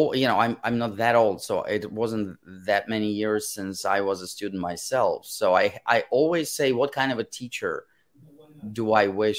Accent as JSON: {"language": "English", "region": "Moscow", "country": "Russia", "tie": "born or raised there", "first_language": "Russian", "second_language": "English", "moved": "yes", "said": "when I was growing up in Moscow, I had amazing teachers"}